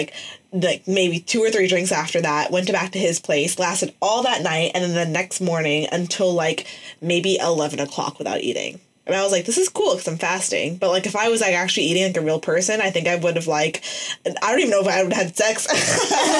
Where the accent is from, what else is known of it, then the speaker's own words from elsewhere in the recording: New York City, New York, United States; as a New Yorker